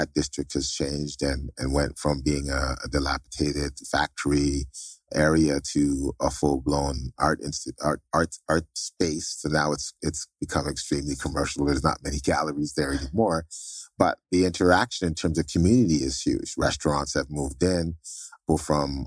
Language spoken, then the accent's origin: English; Toronto, Ontario, Canada; moved away; also born or lived in Trinidad / Barbados / Anguilla; I was born in Toronto to Jamaican parents.